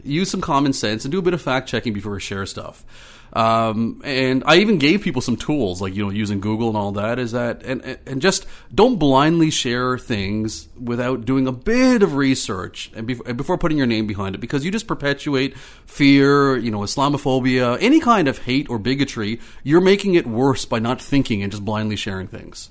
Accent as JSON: {"language": "English", "town": "Ottawa", "region": "Ontario", "country": "Canada", "tie": "born or raised there", "also_born_or_lived": "the Prairies / British Columbia / Marystown, Newfoundland / Clarenville, Newfoundland", "moved": "as an adult", "lives_now": "Newfoundland, Canada", "said": "I grew up in Ottawa. I grew up in Orleans in the east end of Ottawa"}